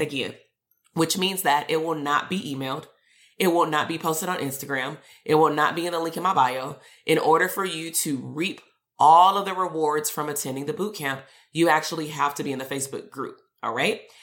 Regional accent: Compton, California, United States; I'm from Compton. I'm from the hood too.

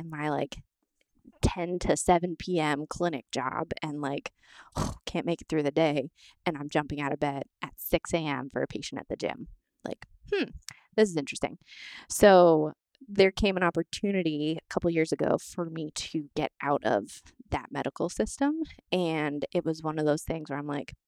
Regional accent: New Hampshire, United States; also born or lived in Florida; I'm from New Hampshire originally. My family's here

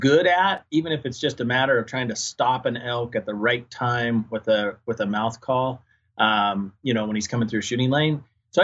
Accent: Salmon, Idaho, United States; also born or lived in Northwest Montana; now in Cedar City, United States; I grew up in Salmon, Idaho. And then I spent the last 16 years before moving down here to Cedar City, Utah. I lived in Northwest Montana.

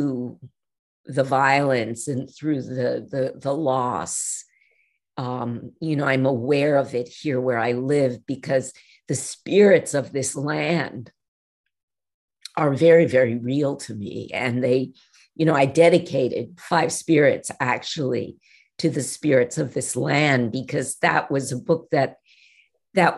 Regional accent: North Shore of Long Island, New York, United States; moved away; I grew up on the North Shore of Long Island, which at the time when I was growing up was still a bit wild

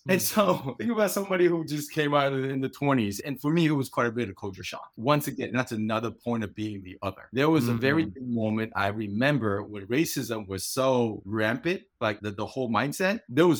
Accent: Los Angeles, California, United States; moved away as an adult; also born or lived in Virginia; I grew up in Los Angeles, a company, a denim company in Norfolk, Virginia, which is the southern part of Virginia, relocated me from LA to Virginia.

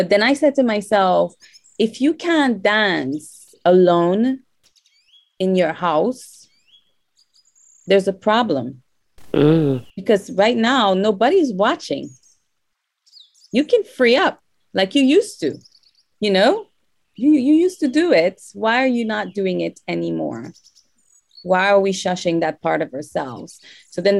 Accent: Canada; English is a second language; I grew up in Canada

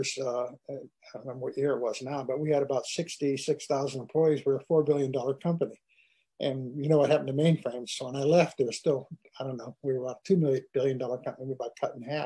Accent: Pittsburgh, Pennsylvania, United States; I grew up in Pittsburgh

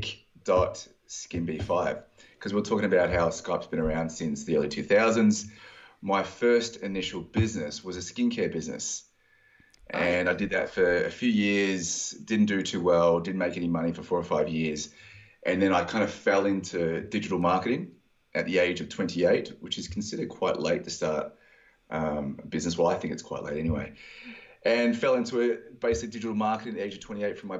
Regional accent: Australia; So I got home back to Australia

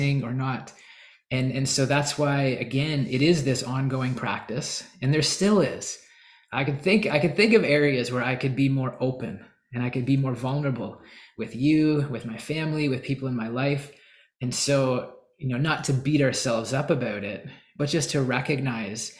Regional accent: Canada; I'm Canadian

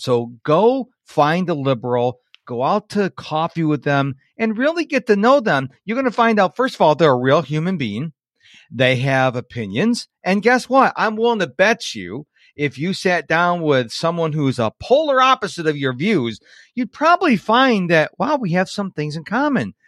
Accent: New York, United States; I was raised up in New York

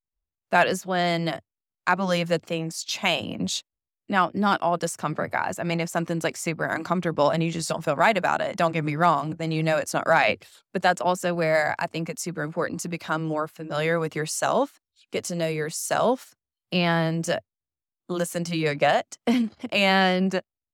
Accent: Mississippi, United States; And I come from Mississippi. I have been in Mississippi my entire life, born, raised, and will most likely die here.

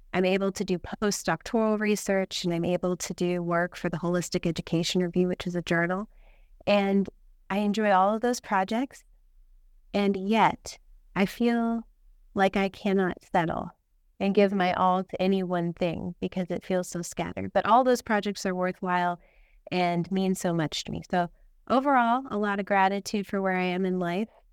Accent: Tucson, Arizona, United States; we're from Tucson, Arizona

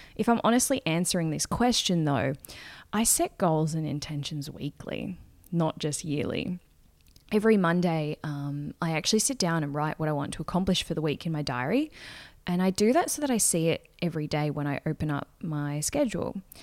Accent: Gold Coast, Queensland, Australia; I am from the Gold Coast, which is a beachy, town, city, let's go with city

